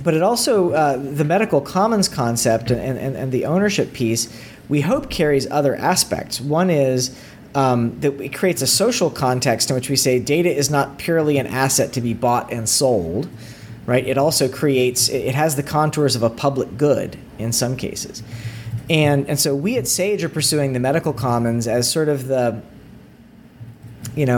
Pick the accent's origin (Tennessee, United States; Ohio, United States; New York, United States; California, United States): Tennessee, United States; East; I grew up in East Tennessee, and my dad worked at the lab